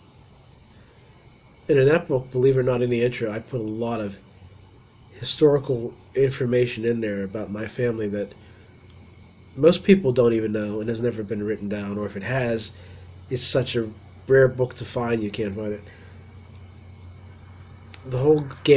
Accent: Ligonier, Pennsylvania, United States; also born or lived in Somerset, Pennsylvania / Boswell, Pennsylvania; I grew up in Ligonier

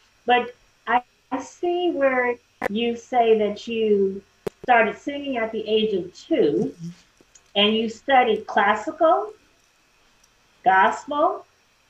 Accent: San Francisco, California, United States; moved away as an adult; also born or lived in Oakland; I am a product of the San Francisco Unified School District from elementary school all the way through high school. I am an Indian graduate of Lowell High School.

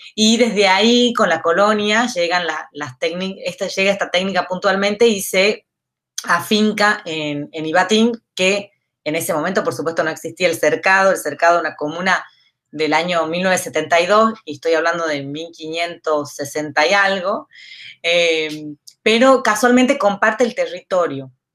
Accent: San Miguel de Tucumán, Tucumán, Argentina; soy tucumana. Em, nacido acá en Tucumán, me formé acá en la escuela, en primaria, secundaria, en la universidad

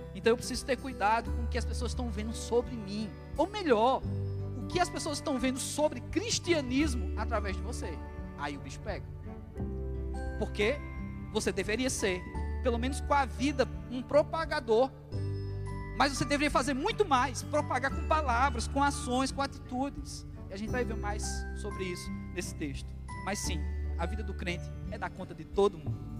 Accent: Brazil; nós somos brasileiros

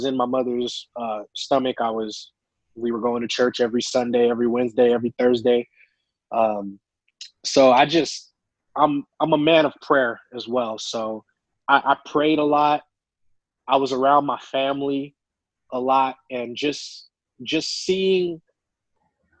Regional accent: Tucson, Arizona, United States; I grew up born and raised in Tucson, Arizona

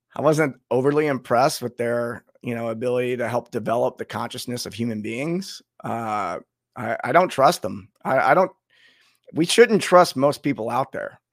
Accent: United States; being an American

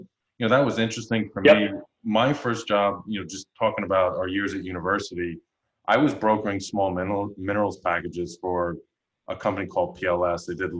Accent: Long Island, Suffolk County, New York, United States; moved away as an adult; now in Houston, United States; I grew up in Long Island as well, in Suffolk County, nonetheless.

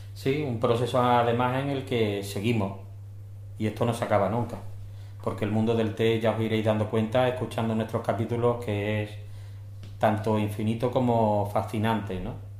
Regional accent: Spain; nosotros transmitimos desde España, somos españoles

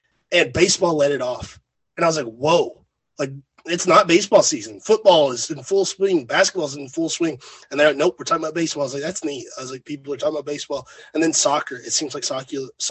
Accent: Murray, Kentucky, United States; I grew up in Murray

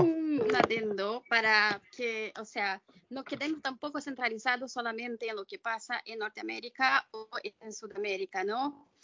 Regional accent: Brazil; vengo de Brasil

